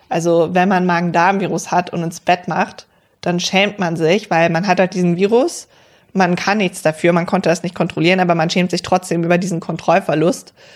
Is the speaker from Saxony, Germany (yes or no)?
no; Cologne area, North Rhine-Westphalia, Germany